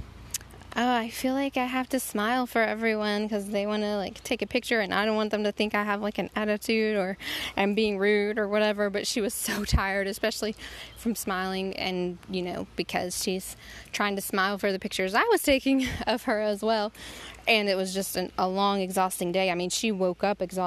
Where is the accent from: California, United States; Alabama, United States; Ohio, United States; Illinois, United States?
Alabama, United States; we're from Alabama.